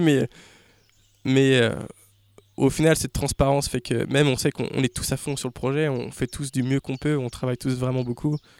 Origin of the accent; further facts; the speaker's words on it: Laval, Pays de la Loire, France; also born or lived in New York; now in Laval, France; je viens de Laval